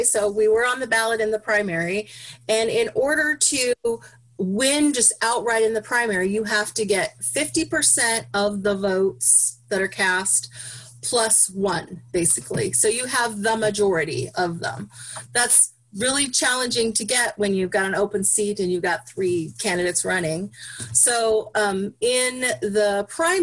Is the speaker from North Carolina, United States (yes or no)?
no; Roseburg, Oregon, United States; moved away as an adult; also born or lived in Eugene, Oregon; now in Springfield, United States; I grew up in Roseburg, came up here to go to school